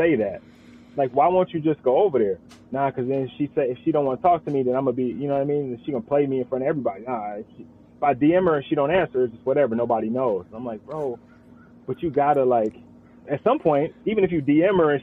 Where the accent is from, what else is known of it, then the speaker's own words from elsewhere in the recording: Richmond, California, United States; moved away; I'm a Bay Area guy myself. I'm from Richmond